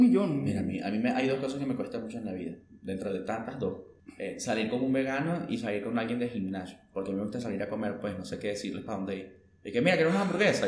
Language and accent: Spanish; Venezuela; moved away; also born or lived in Ecuador / Mexico; yo que he vivido en dos países de Latinoamérica, aparte de Venezuela, que ha sido Ecuador era México